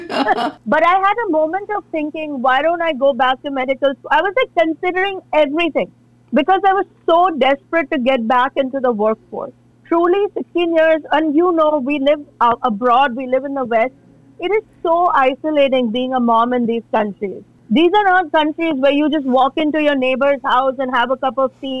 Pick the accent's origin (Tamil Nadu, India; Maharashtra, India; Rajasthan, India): Maharashtra, India; Mumbai; moved away; We're both Mumbaikars.